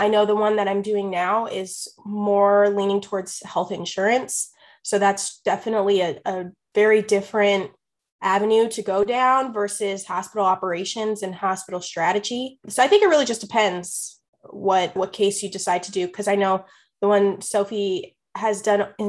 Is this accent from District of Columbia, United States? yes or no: yes; Washington, District of Columbia, United States; now in Iowa City, United States; I'm from Washington, D.C.